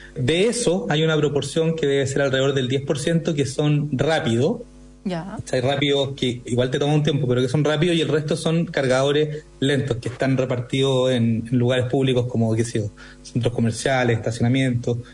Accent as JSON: {"language": "Spanish", "country": "Chile"}